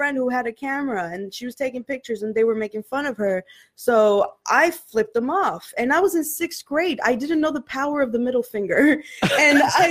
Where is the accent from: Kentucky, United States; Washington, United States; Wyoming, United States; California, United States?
California, United States; Los Angeles; also born or lived in Pasadena, California; I was born in Hollywood, and then I moved to Pasadena when I was about 12. Okay. And then I was in Pasadena until very recently